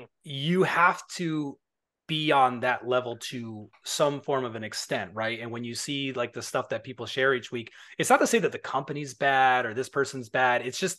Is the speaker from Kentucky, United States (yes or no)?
no; New York, United States; I'm from New York, but I don't have the accent like you do.